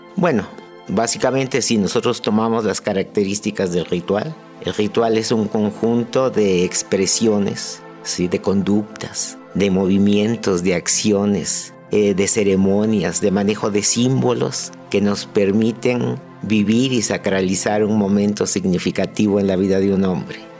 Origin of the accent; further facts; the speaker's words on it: Ánimas Trujano, Oaxaca, Mexico; Soy originario de la población de Ánimas Trujano, un poblado muy pequeño situado a 7 kilómetros de la ciudad de Oaxaca